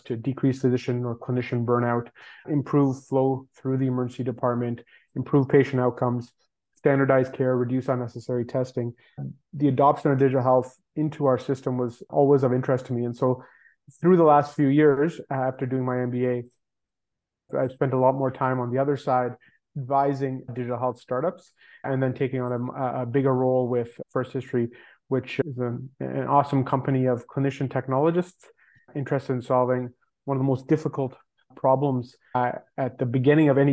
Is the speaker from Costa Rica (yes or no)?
no; Toronto, Ontario, Canada; I grew up in Toronto in Canada